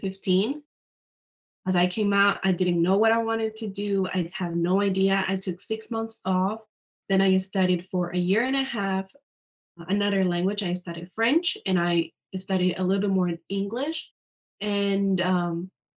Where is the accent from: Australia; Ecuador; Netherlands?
Ecuador; moved away; I'm from Ecuador, so I speak Spanish.